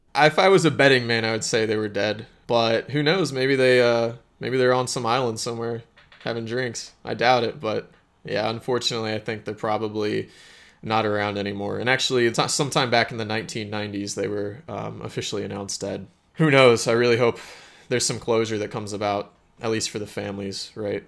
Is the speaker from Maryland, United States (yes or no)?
no; Springfield, Missouri, United States; my hometown in Springfield, Missouri